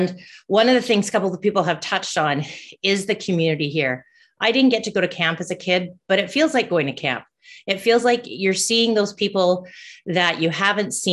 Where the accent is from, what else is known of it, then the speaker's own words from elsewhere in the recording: Canada; I'm a Canadian